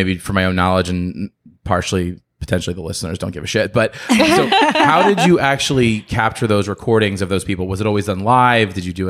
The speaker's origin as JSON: {"language": "English", "town": "Philadelphia", "region": "Pennsylvania", "country": "United States", "tie": "born or raised there", "said": "that's like my hometown. First of all, my hometown. Yeah. So go Eagles, go Birds."}